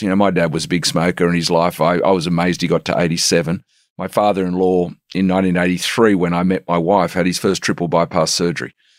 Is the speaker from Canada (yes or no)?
no; Sydney, New South Wales, Australia; also born or lived in Lindfield, Sydney / South Africa; I'm from the Shire